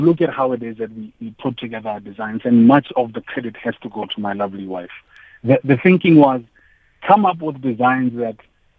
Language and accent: English; Mahikeng, North West, South Africa; we grew up in Mafeking